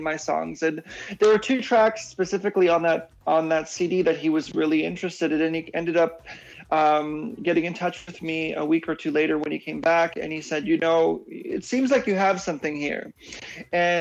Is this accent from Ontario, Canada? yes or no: yes; Toronto, Ontario, Canada; moved away as an adult; also born or lived in Poland; now in Vancouver, Canada; I grew up in Toronto. I came to Toronto, Canada when I was 5 and then moved to Vancouver years ago